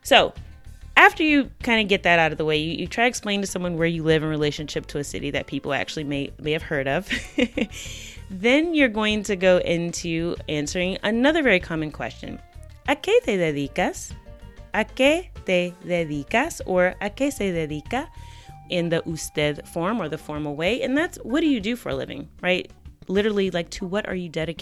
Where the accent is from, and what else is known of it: United States